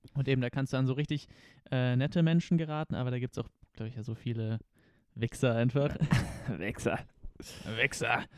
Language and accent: German; Konstanz, Baden-Württemberg, Germany; moved away; aus Konstanz ursprünglich.